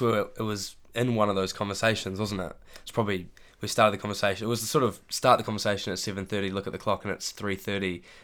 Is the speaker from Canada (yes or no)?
no; Christchurch, Canterbury, New Zealand; moved away as an adult; now in Dunedin, New Zealand; I'm from Christchurch. Uh, I went to St Andrews College, was my high school.